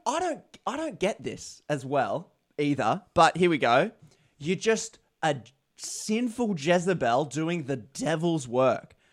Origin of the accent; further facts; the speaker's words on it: Australia; as an Australian